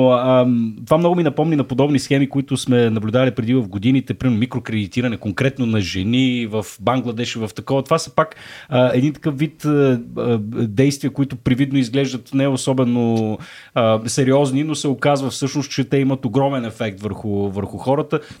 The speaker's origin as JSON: {"language": "Bulgarian", "town": "Shumen", "region": "Shumen Province", "country": "Bulgaria", "said": "От Шумен. Аз съм от Шумен."}